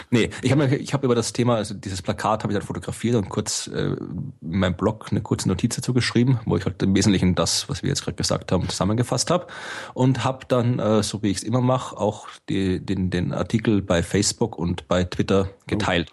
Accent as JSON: {"language": "German", "country": "Austria", "said": "ich bin Österreicher"}